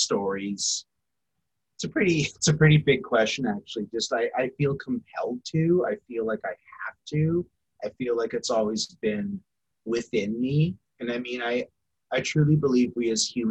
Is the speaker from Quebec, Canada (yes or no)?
no; St. Albert, Alberta, Canada; also born or lived in Saugeen First Nation, Ontario; now in Edmonton, Canada; I would say Miskwetchiwaskahegan, but I grew up in St. Albert.